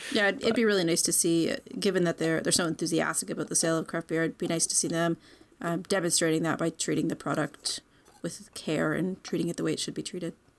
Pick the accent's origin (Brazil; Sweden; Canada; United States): Canada; I'm Canadian, sort of, as far back as we're really aware